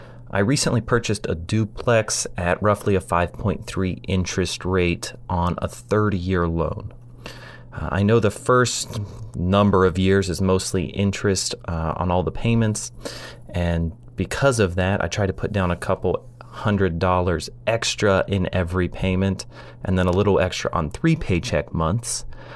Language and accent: English; Ohio, United States; Hey guys, this is …. I'm a CPA from Ohio